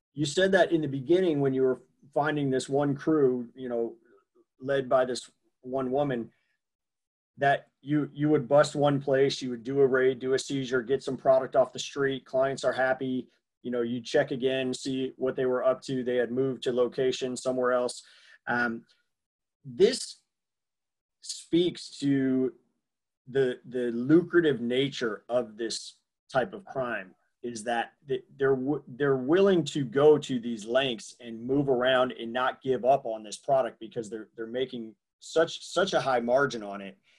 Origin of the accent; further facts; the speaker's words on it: New York, United States; I grew up in New York, but not the city